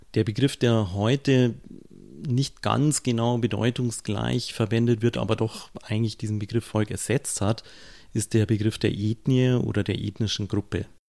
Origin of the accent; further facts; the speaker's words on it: Munich, Bavaria, Germany; Wenn ich als Münchner in Rosenheim bin, werde ich mich höchstwahrscheinlich erstmal als Münchner bezeichnen